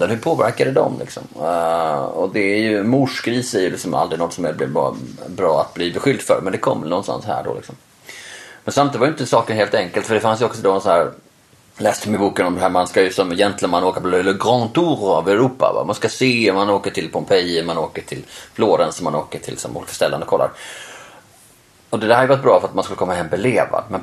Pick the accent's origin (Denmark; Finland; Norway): Norway; Jag fattar det för att vi är norrmän